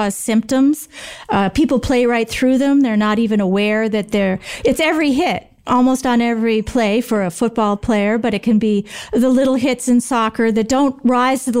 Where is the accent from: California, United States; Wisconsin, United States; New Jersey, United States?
Wisconsin, United States; Green Bay; I grew up right around Green Bay